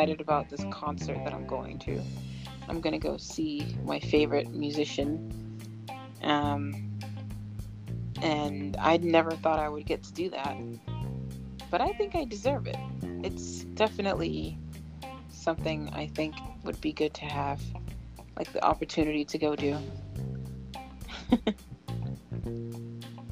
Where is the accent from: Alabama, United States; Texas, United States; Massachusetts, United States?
Massachusetts, United States; Boston; also born or lived in Minneapolis; Boston, I grew up in Boston